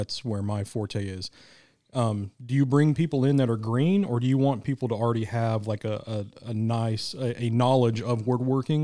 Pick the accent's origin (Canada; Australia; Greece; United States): United States; Kansas City, Missouri; me from Kansas City. Like I'm from the Missouri side. I'm not from the Kansas side